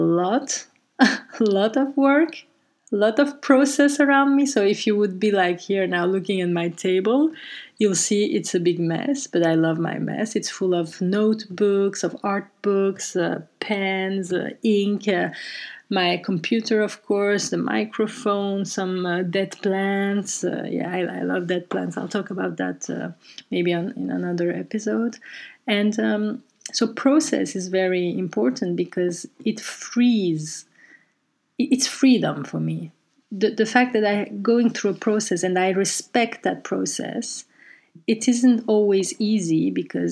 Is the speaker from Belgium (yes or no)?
yes; Brussels, Brussels-Capital Region, Belgium; moved away as an adult; now in Amsterdam, Netherlands; taken in our home in Brussels, where I grew up